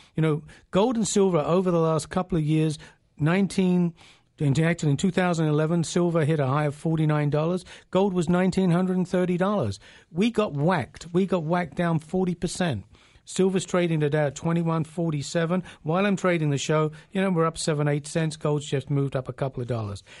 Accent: England, United Kingdom; now in Canada; we used to have a saying in England, I'm originally from England

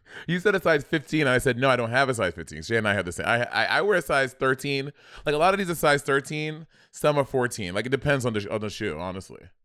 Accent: New York, United States; I grew up in New York

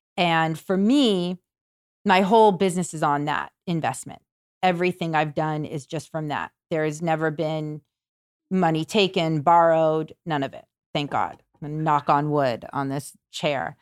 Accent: Malibu, California, United States; I grew up in Malibu, where we are now

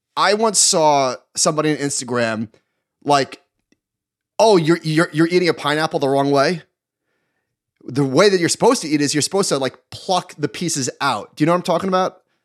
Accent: New York, United States; I'm a New Yorker

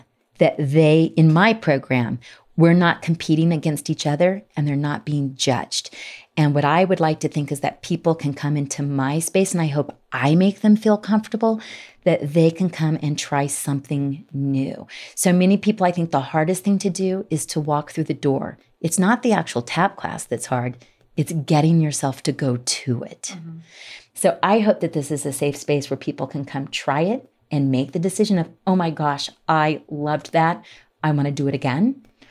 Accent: Salt Lake City, Utah, United States; poking fun of the fact that we are from Salt Lake.

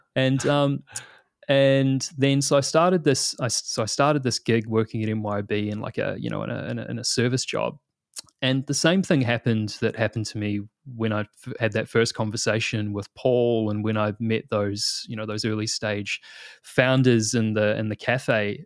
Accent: New Zealand; moved away as an adult; now in Australia; you probably tell by the accent, I'm originally from New Zealand

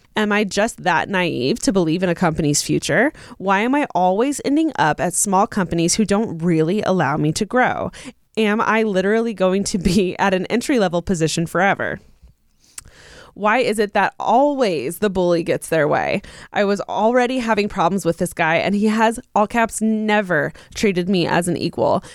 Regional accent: Inland Empire, Southern California, United States; moved away as an adult; also born or lived in Orange County, California; now in Los Angeles, United States; I'm from Southern California, but I'm not from LA. And I remember even just moving to Orange County from like the IE, which is where I'm from

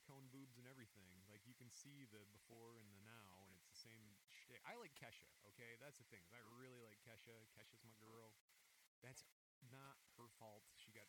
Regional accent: Michigan, United States

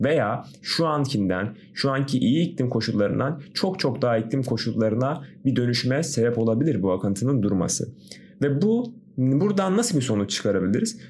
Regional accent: Antalya, Turkey; also born or lived in Kazakhstan; doğma büyümede Antalyalıyım

